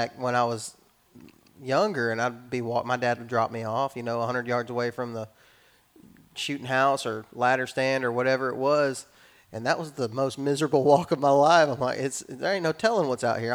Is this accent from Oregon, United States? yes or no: no; West Texas, United States; I was raised in West Texas